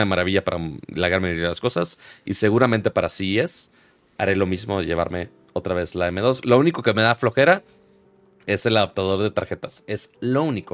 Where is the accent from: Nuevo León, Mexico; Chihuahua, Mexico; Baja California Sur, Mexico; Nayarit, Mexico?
Nuevo León, Mexico; Monterrey; uno siendo regio